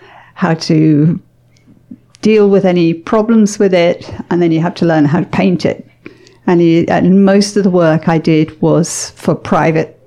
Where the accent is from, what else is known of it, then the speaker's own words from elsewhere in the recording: England, United Kingdom; moved away as an adult; now in Canada; I grew up in England